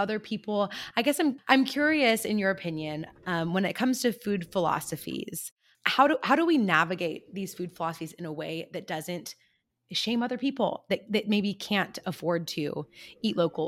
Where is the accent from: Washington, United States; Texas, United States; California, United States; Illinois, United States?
California, United States; I come from California